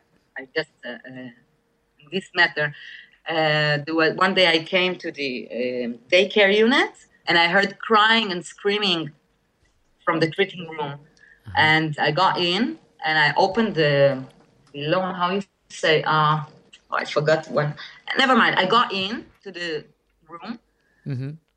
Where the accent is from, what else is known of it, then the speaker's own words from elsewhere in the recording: New York, United States; born there; I was born in New York. I was born in...